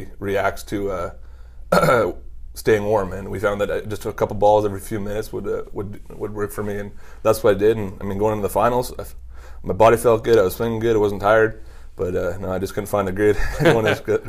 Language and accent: English; Canada; also born or lived in Ottawa, Ontario; as a Canadian